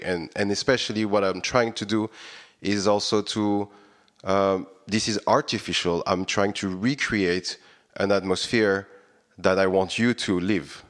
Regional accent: Réunion; moved away as an adult; also born or lived in Paris, France; now in Budapest, Hungary; I was born on Reading Island, as you, you mentioned it, and actually, I, I was raised over there

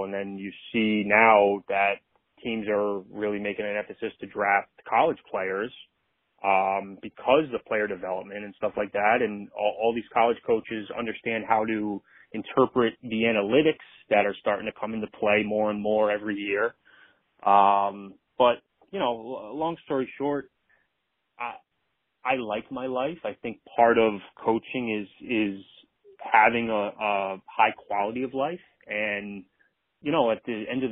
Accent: Rhode Island, United States; I grew up in Rhode Island

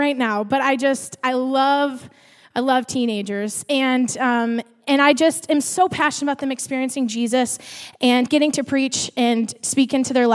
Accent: Farmington, Minnesota, United States; Farmington, my hometown

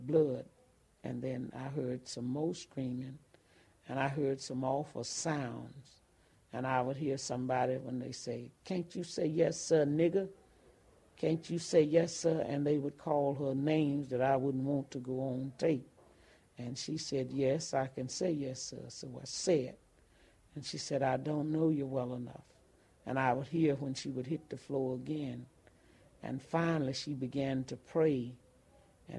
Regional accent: Ruleville, Mississippi, United States; I was from Ruval

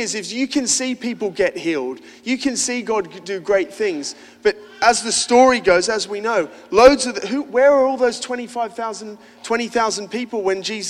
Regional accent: Australia; I'm an Aussie

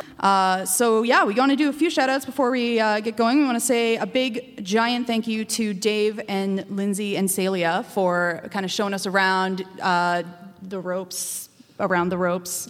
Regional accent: Calgary, Alberta, Canada; now in Montreal, Canada; I'm from Calgary originally, Treaty 7

